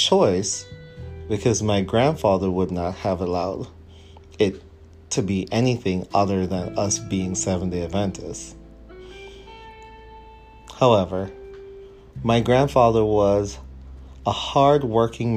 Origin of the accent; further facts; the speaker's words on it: Jamaica; also born or lived in Kingston, Jamaica / Highgate, St. Mary, Jamaica; I was born in Jamaica, West Indies, and grew up around Kingston, but my parents would later relocate to Highgate St. Mary